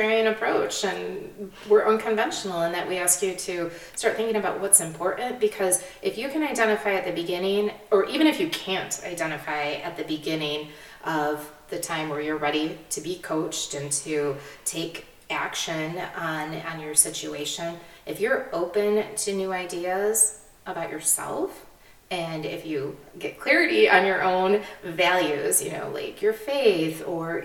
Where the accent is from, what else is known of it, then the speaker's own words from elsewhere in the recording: United States; as Americans